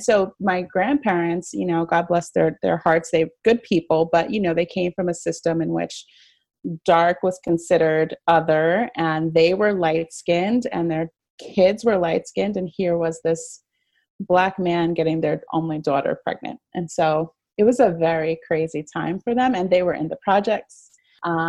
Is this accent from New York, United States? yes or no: yes; New York City, New York, United States; now in Minnesota, United States; I was born in the Bronx during the whole Bronx's burning phase of New York's history